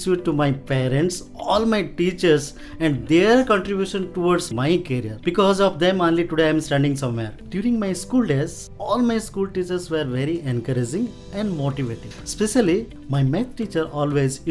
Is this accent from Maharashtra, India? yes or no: no; Odisha, India; now in Bangalore, India; I am basically from Odisha. I have finished my schooling from Hrudananda High School, Tambakari, Moyurbhanj, Odisha